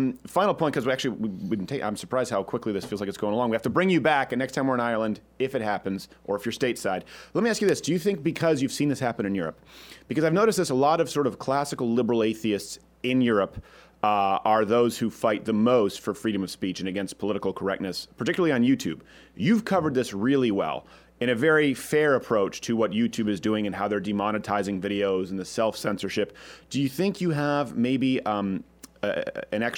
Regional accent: Quebec, Canada; In Quebec, that was the case. I was raised in Catholic public schools.

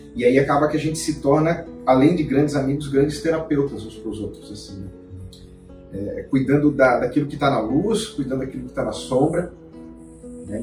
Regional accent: Florianópolis, Santa Catarina, Brazil; eu sou manezinho aqui da ilha

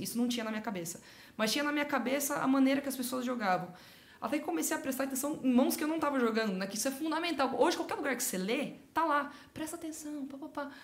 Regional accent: Sorocaba, São Paulo, Brazil; Eu sou de Sorocaba, uma hora e meia de São Paulo

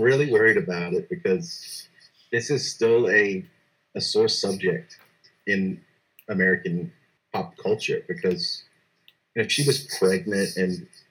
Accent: London, United Kingdom; born there; I was born in London

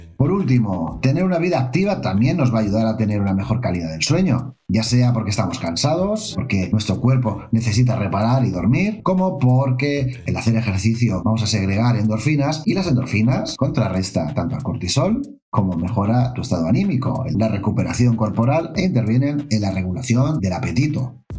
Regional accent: Spain; Lo digo como español o como persona mediterránea

